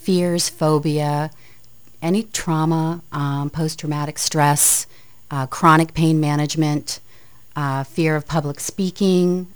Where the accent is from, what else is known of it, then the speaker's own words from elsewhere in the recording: Aroostook County, northern Maine, United States; also born or lived in Lewiston-Auburn, Maine; I'm from Maine. I'm from northern Maine. I actually grew up in the county, so I'm a county girl.